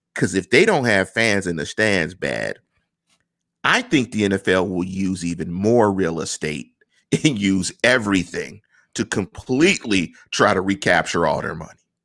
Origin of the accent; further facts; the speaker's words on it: Pittsburgh, Pennsylvania, United States; I come from Manchester, neighborhood in Pittsburgh